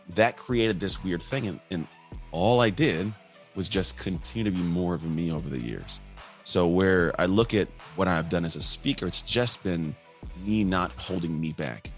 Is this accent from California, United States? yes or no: yes; Antioch, California, United States; also born or lived in Martinez, California; I grew up in Antioch. Born in Martinez from six years old up, I grew up in Antioch